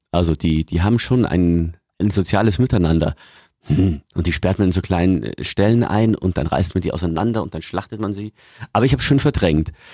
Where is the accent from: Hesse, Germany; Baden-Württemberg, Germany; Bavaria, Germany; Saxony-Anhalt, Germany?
Bavaria, Germany; Lower; bei uns in Niederbayern